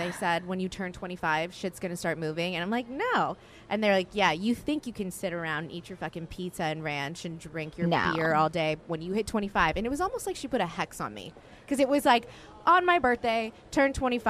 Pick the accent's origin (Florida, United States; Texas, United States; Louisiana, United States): Louisiana, United States; New Orleans; now in Los Angeles, United States; I'm from New Orleans.